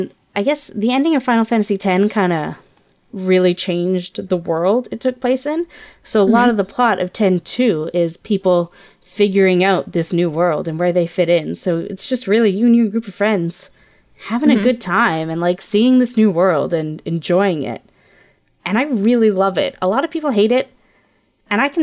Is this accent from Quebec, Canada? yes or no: no; Ontario, Canada; now in British Columbia, Canada; I grew up in Ontario.